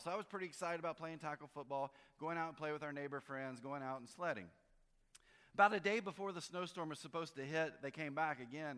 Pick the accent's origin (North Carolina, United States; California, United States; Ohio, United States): North Carolina, United States; I grew up in North Carolina, and so a big snowstorm was six inches